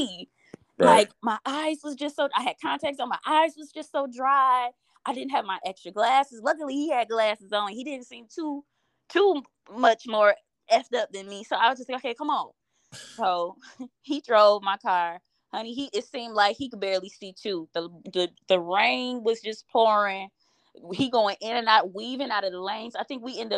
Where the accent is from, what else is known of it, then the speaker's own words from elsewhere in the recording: Detroit, Michigan, United States; I'm from Detroit